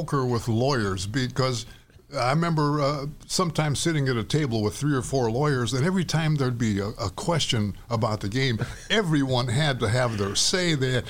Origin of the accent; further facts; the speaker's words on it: Gary, Indiana, United States; also born or lived in Milwaukee, Wisconsin; Raised in Gary, Indiana. I moved there from Milwaukee when I was about 5 years old.